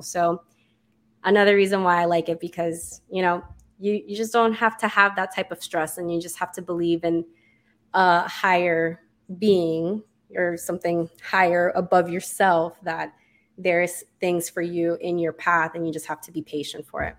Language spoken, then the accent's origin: English; Miami, Florida, United States; moved away as an adult; now in Orlando, United States; I am from Miami. I actually moved away for school